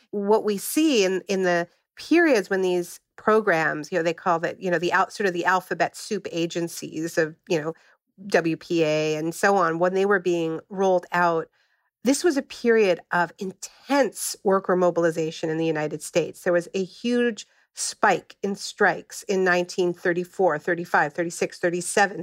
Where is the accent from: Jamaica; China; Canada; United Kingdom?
Canada; moved away; I'm originally from Canada